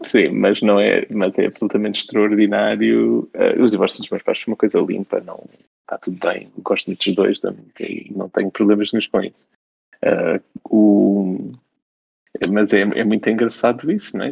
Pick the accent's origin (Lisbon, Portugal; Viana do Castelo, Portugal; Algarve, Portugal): Algarve, Portugal; Faro; eu cresci num sítio, eu sou de Faro